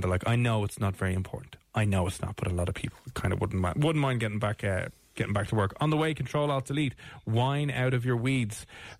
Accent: Ireland; We're Irish

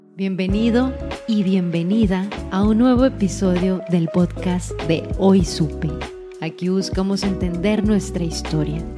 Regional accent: Mexico; lo que nos iba a identificar como mexicanos

